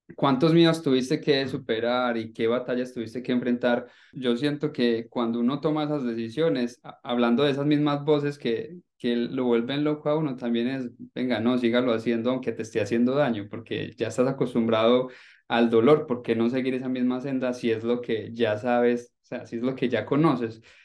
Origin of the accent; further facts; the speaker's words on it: Colombia; Nosotros como colombianos, me incluyo ahí, crecí viéndote en televisión